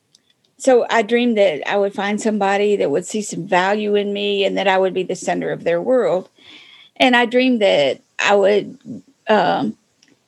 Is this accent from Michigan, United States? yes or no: yes; Michigan, United States; moved away as an adult; I came from Michigan